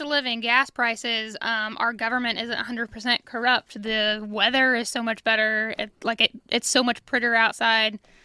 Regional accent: Illinois, United States; moved away as an adult; now in Kansas City area, United States; I'm from Illinois

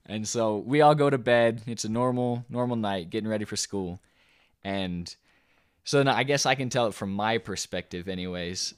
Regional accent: the South, United States; we're, we're from the South

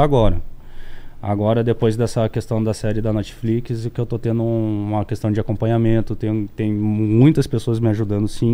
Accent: Santa Maria, Rio Grande do Sul, Brazil; moved away; eu nasci em Santa Maria, então as pessoas que são nativas de lá, a maioria se conhece

